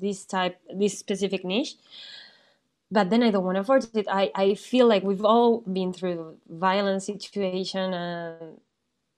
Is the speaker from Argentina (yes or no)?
yes; Argentina; moved away as an adult; now in France; I was born in Argentina. I did all my studies over there.